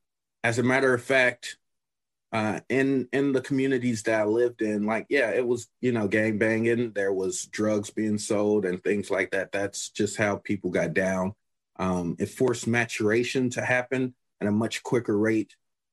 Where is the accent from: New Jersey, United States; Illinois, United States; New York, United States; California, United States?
Illinois, United States; Chicago; Well, growing up in Chicago, I'm pretty sure that with anyone who's talking about Chicago and that's from Chicago, they have different opinions